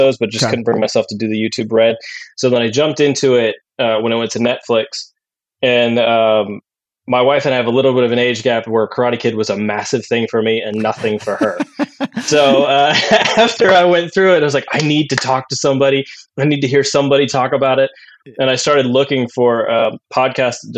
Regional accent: western Pennsylvania, United States; I grew up in Pennsylvania, in the rural part, which is most of Pennsylvania.

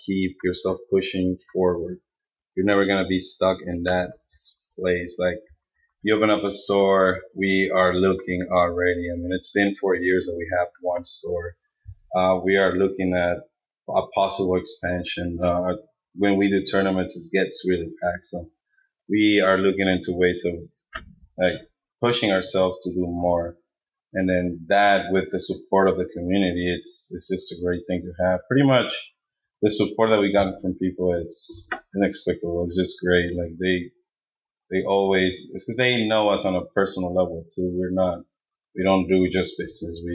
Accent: Yuma, Arizona, United States; moved away as an adult; also born or lived in Mexico; now in Phoenix, United States; we grew up in Yuma. I love Yuma. That's my hometown, San Luis, all the surrounding areas.

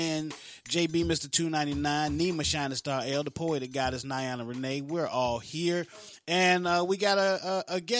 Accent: Florence, South Carolina, United States; I'm from Florence, South Carolina, brother. Florence, South Carolina

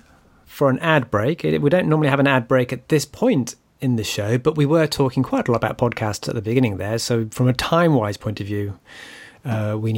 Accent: United Kingdom; me as a Brit

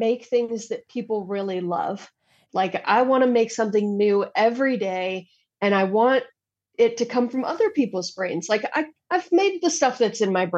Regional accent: United States; as an American

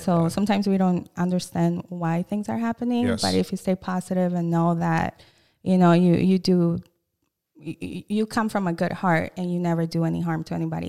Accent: St. Paul, Minnesota, United States; also born or lived in Brooklyn Park; Well, I would say St. Paul, but my parents used to move a lot.

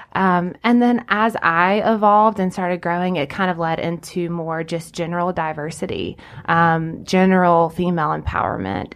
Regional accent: Anderson, South Carolina, United States; I grew up in Anderson

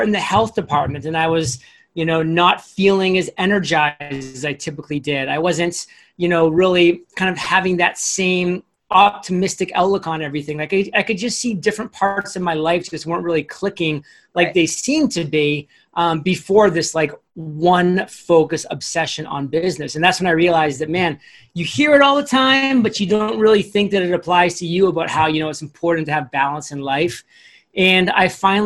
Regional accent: Maine, United States; when I was growing up in Maine

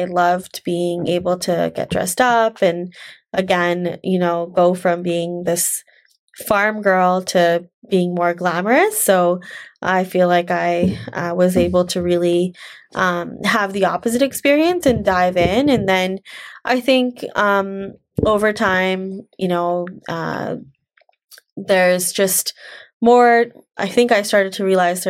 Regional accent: India; So, you know, growing up as a woman, you're, especially as an Indian woman, you're told, you're given a lot of messages of, okay, you're, after you get your degree, you're supposed to get married and have kids and basically be a mom.

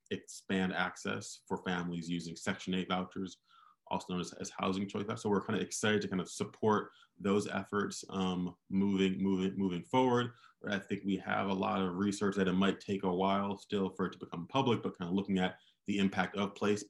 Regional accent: Michigan, United States; So I'm from Michigan. I worked in the mayor's office in Detroit before starting Opportunity Insights

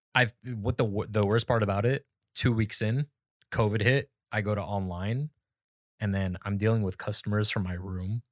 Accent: Phoenix, Arizona, United States; moved away as an adult; now in Sacramento, United States; I grew up in Phoenix

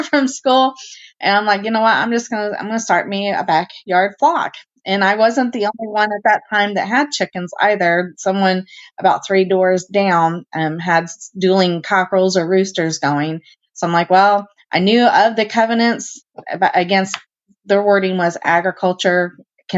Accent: Indianapolis, Indiana, United States; I was born and raised in Indianapolis.

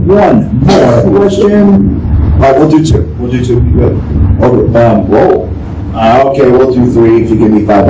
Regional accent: Ware, Massachusetts, United States; It played in the theater in my hometown.

